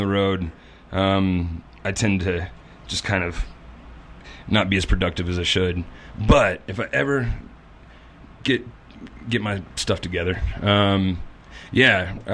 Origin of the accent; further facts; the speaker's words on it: Little Rock, Arkansas, United States; My favorite bar ever is back in my hometown of Little Rock, Arkansas, called Whitewater Tavern